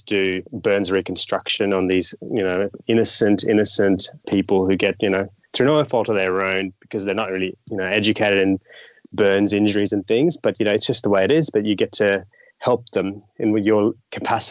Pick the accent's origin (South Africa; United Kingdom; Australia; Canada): Australia; I've grown overseas in Australia